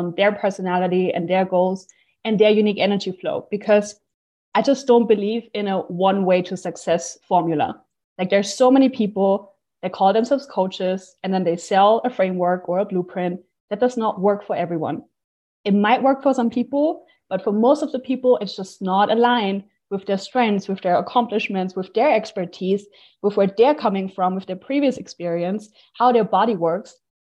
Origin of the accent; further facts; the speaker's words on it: Austria; moved away; I'm from Austria. And now I'm basically like hopping from country to country. I'm currently in Bulgaria at the Digital Nomad Festival.